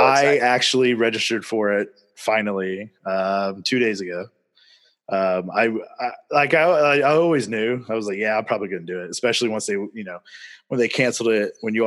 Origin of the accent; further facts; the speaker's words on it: North Carolina, United States; I'm from North Carolina